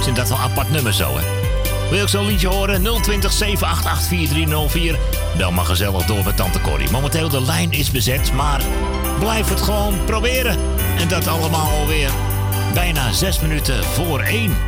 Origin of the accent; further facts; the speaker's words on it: Amsterdam, North Holland, Netherlands; Ik ben geboren in Amsterdam-West